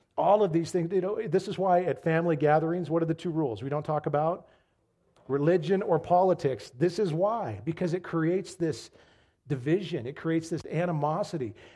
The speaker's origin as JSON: {"language": "English", "country": "United States", "said": "as American Christians"}